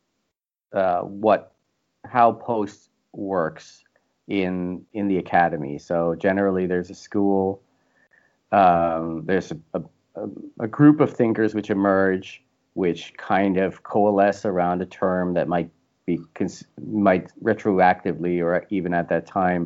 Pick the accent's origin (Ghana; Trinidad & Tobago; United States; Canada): Canada; I'm Canadian